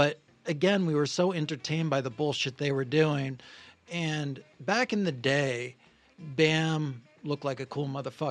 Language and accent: English; Maine, United States; moved away as an adult; also born or lived in Oneonta, New York / New York City; now in Los Angeles, United States; I grew up in Maine, went to college in New York.